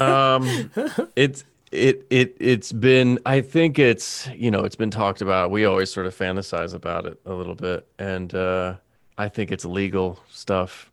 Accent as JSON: {"language": "English", "town": "Bowling Green", "region": "Kentucky", "country": "United States", "tie": "born or raised there", "also_born_or_lived": "New York", "moved": "as an adult", "said": "I was born and raised in Kentucky"}